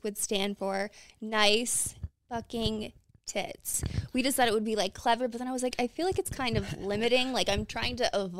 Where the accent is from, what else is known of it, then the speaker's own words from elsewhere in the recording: Clarks Summit, Pennsylvania, United States; So I am from Pennsylvania. I'm not from Scranton, Pennsylvania. I'm from a town like 10 minutes over, but I always just say Scranton because the town that I'm from is Clark Summit